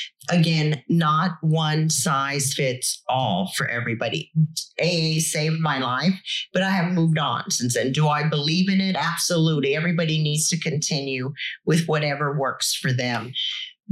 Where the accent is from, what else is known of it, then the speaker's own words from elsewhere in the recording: Corpus Christi, Texas, United States; growing up in Corpus, being at the beach